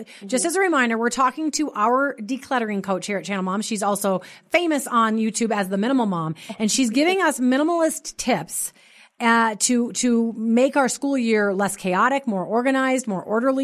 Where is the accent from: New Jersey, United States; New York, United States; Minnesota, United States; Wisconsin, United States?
Minnesota, United States; We're so Minnesotan. You can tell we both grew up in Minnesota